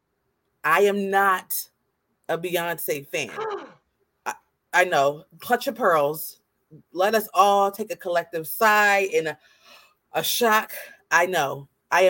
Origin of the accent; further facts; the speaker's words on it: Baltimore, Maryland, United States; we're from Baltimore